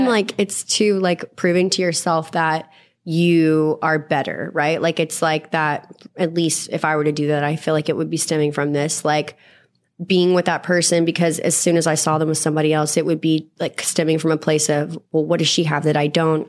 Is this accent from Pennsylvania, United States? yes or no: no; Texas, United States; I grew up in Texas in the South and like a really rough part